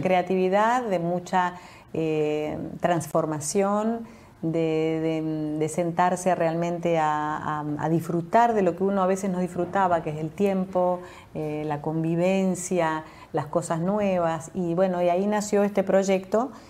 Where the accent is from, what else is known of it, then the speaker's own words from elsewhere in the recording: Mendoza, Argentina; moved away; also born or lived in Europe; Soy mendocina, sí. Cuando era muy joven partí a vivir a Europa